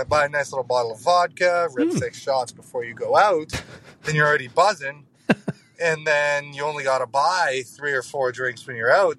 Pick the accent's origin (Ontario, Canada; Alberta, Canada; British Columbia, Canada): Alberta, Canada; Calgary; I'm not from Edmonton, I'm from Calgary.